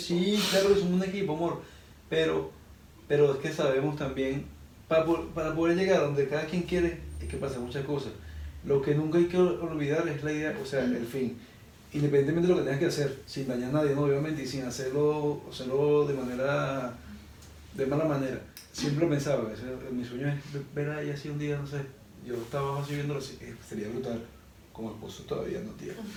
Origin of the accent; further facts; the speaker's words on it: Venezuela; moved away; soy de Venezuela